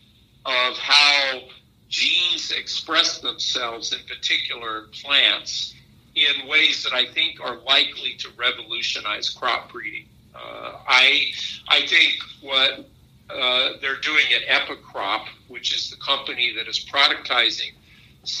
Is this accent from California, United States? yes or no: no; Nebraska, United States; moved away; not only am I grateful for my ability to grow up in Nebraska and the lessons and values that I learned growing up in Nebraska